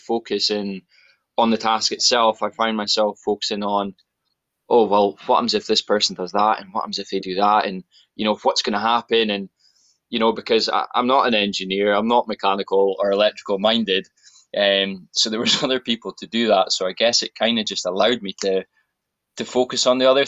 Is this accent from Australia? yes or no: no; Aberdeen, Scotland, United Kingdom; I am born and raised in Aberdeen, northeast of Scotland